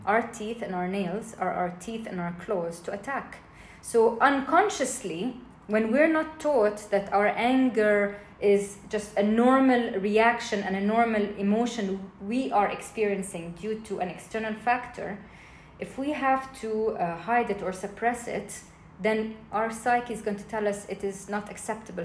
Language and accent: English; Jordan; I grew up in Jordan